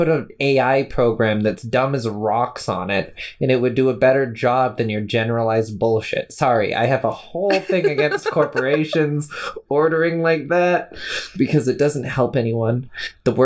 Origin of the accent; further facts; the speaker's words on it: Canada; we're a Canadian population.